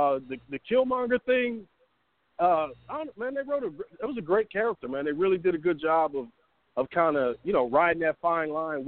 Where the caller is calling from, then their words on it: Atlanta, Georgia, United States; This is …. I'm in Atlanta.